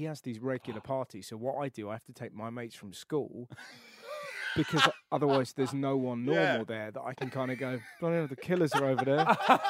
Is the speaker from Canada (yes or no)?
no; England, United Kingdom; because I'm English.